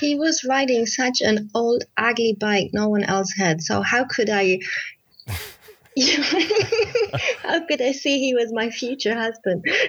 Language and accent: English; Germany; I come from Germany and I'm a freelance author.